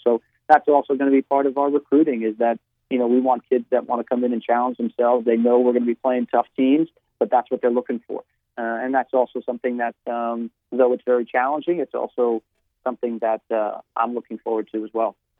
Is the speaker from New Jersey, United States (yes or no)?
yes; New Jersey, United States; moved away as an adult; I'm from New Jersey because I feel that that's, um, you know, where I spent my first 22, 23 years of my life